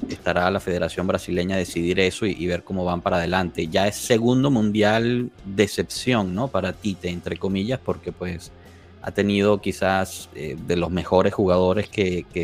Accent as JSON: {"language": "Spanish", "country": "Mexico", "said": "Soy mexicano."}